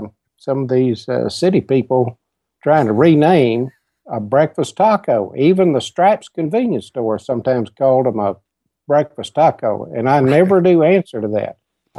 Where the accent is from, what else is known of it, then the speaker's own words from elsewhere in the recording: West Texas, United States; accent: West Texas; moved away as an adult; also born or lived in Reagan County, Texas; now in Helotes, United States; But I grew up out in West Texas and spent most of my time there. We've only lived here a couple of years.